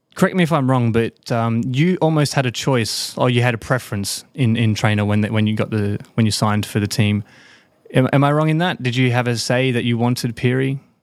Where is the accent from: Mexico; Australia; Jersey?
Australia; moved away; I'm an Aussie